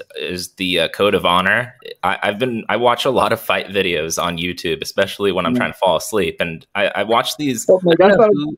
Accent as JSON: {"language": "English", "region": "California", "country": "United States", "said": "I'm an American from California"}